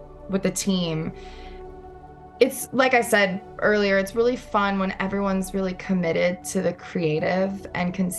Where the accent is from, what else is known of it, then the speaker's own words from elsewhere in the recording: New York City, New York, United States; I'm a New Yorker through and through. And normally I'm hiding my accent